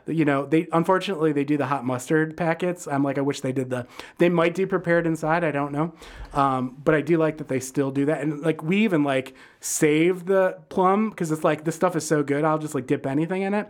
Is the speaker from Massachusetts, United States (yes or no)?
no; Detroit, Michigan, United States; now in Chicago, United States; I grew up in Detroit